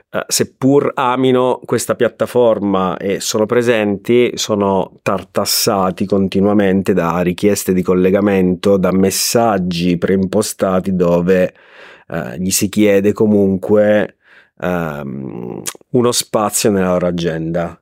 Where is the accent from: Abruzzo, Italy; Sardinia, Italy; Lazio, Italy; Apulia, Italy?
Abruzzo, Italy; moved away as an adult; also born or lived in Riccione; now in Rimini, Italy; io sono abruzzese ma da vent'anni vivo tra Rimini e Riccione